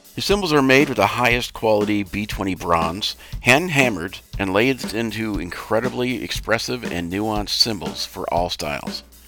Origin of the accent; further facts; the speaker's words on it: Minnesota, United States; I'm from Minnesota